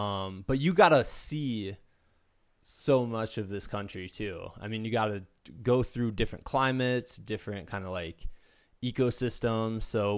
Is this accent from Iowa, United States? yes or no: yes; Iowa, United States; also born or lived in Danville, Virginia; now in Colorado, United States; I'm originally from Iowa too